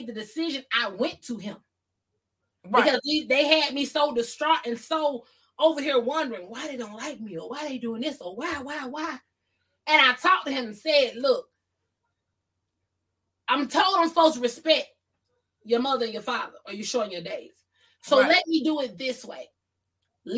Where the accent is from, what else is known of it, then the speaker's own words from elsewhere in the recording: the South, United States; I'm from the South